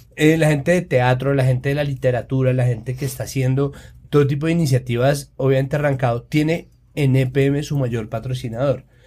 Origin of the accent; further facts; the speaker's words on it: Antioquia, Colombia; yo como antioqueña